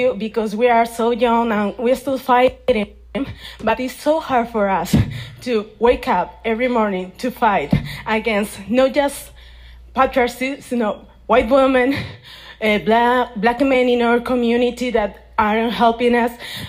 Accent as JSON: {"language": "English", "town": "Madrid", "region": "Community of Madrid", "country": "Spain", "second_language": "English", "said": "Okay, so I'm from Madrid. I'm from a Afrofeminist collective in Madrid."}